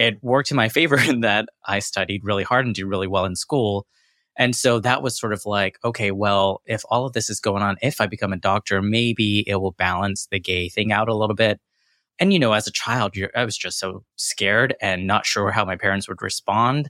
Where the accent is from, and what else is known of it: Corsicana, Texas, United States; born or raised there; accent: American; also born or lived in London, United Kingdom / Jackson, Mississippi / New York